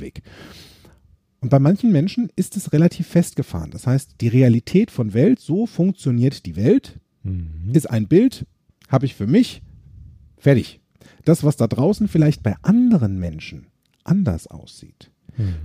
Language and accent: German; Germany; bei uns in Deutschland